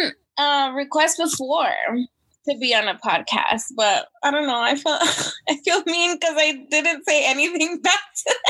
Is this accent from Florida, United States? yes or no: no; Arizona, United States; moved away as an adult; also born or lived in California; now in Maryland, United States; Arizona, let's say, because that's where I lived the majority of my life so far.